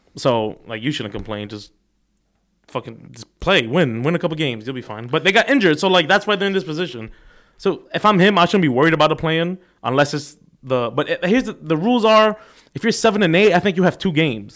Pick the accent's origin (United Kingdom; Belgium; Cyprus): Cyprus; I'm from Cyprus, little country this big on the map.